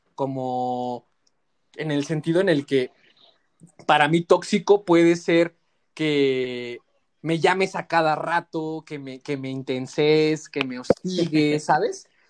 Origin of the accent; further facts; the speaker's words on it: Mexico; como sociedad mexicana que nos encanta el desmadre